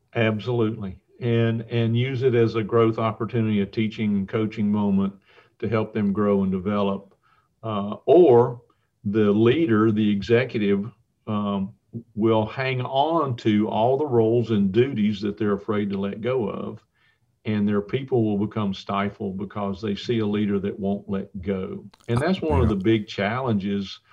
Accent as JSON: {"language": "English", "town": "Tucker", "region": "Georgia", "country": "United States", "tie": "born or raised there", "said": "I grew up in Tucker, Georgia"}